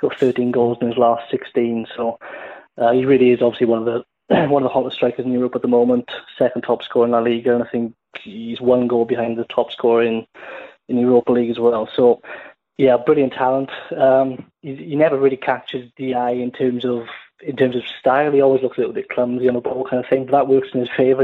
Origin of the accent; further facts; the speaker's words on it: Cardiff, Wales, United Kingdom; moved away as an adult; My sort of my hometown club was Cardiff